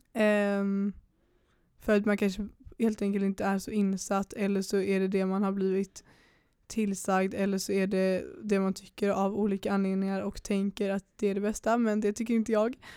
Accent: Pennygången, Västra Götaland, Sweden; jag är uppväxt på Pennygången

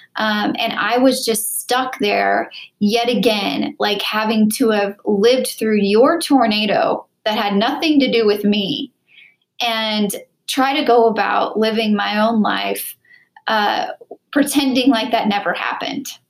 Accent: Wichita, Kansas, United States; moved away; Wichita, Kansas, my hometown

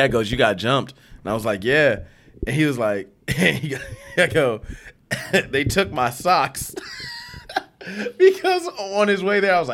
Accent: New York City, New York, United States; I'm from New York City

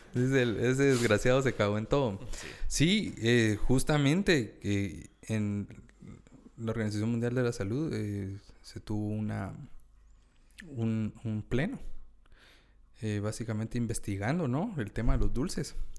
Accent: Guatemala; como guatemaltecos tenemos, tenemos una narrativa bien metida en la cabeza de que todo lo que es Chapín es malo

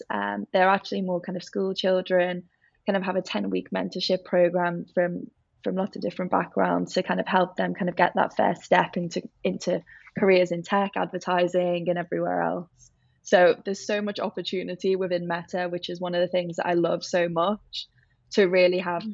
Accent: Liverpool, North West England, United Kingdom; accent: Scouse; moved away as an adult; also born or lived in Bath; as you can probably guess from my accent, I'm from Liverpool

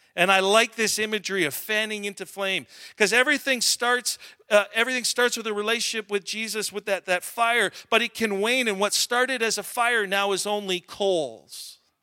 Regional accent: Alberta, Canada; I'm from Alberta

